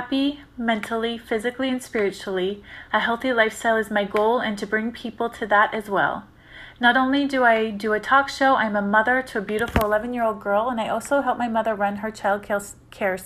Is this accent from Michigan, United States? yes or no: no; Syracuse, New York, United States; I was born and raised in Syracuse, New York